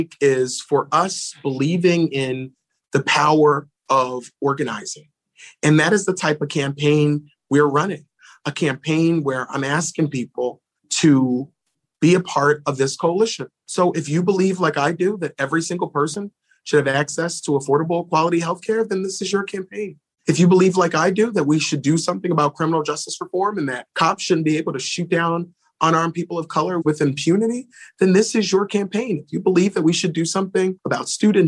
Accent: Philadelphia, Pennsylvania, United States; I'm from Philly

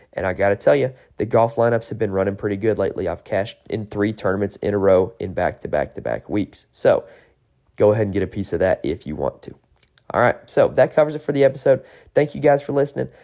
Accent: North Carolina, United States; I am from North Carolina

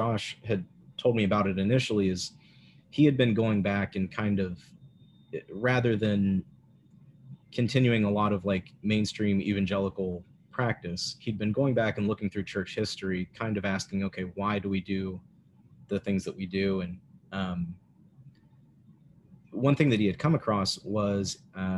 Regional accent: Lincoln County, West Virginia, United States; I grew up in Lincoln County

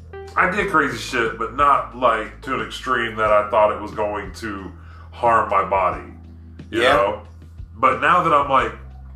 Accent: Oklahoma, United States; I don't think of us as Southern. Because I look at us as like the redhead stepchild. We're too northern or too Yankee-ish to be Southern if you talk to Texas or anybody else.

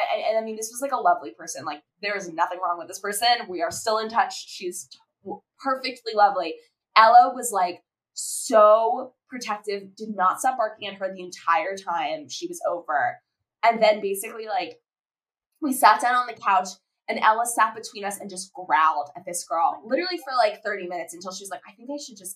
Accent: South Florida, United States; we were, you know, Jewish girls growing up in South Florida

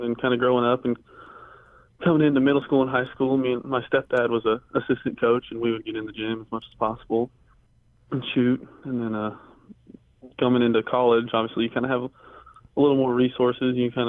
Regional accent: Indiana, United States; I grew up in the Victor Oladipo, Cody Zeller and Indiana years, and the Robbie Hummel Purdue years, so I mean, it was high-level Big Ten basketball around here

